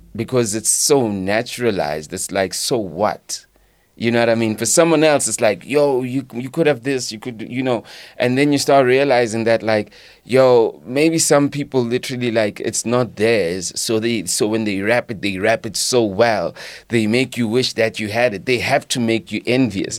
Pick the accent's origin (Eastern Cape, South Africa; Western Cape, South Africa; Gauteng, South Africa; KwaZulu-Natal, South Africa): Gauteng, South Africa; Leondale; also born or lived in Katlehong; my teenagers were in Leondale, the East Rand